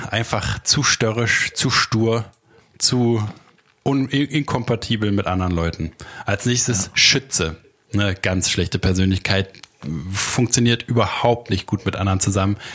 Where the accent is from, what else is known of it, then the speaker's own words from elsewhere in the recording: Berlin, Germany; Aus Berlin, Berlin.